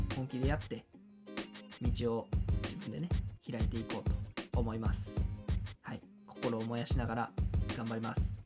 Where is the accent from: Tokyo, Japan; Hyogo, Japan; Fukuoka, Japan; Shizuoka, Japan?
Hyogo, Japan; Kawanishi; 川西で生まれ育っ